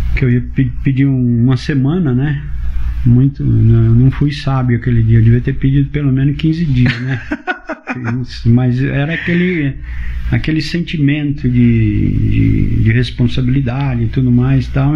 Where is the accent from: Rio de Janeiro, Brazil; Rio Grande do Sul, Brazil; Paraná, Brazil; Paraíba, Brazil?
Paraná, Brazil; Rolândia; moved away as an adult; also born or lived in São Paulo; eu tô voltando pra minha terra